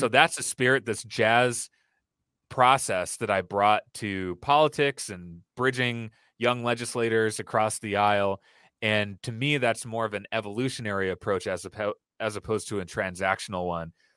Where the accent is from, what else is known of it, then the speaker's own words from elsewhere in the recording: Brookfield, Wisconsin, United States; I grew up in Wisconsin, in suburban Milwaukee, in a town where a lot of people did not look like me or share my background.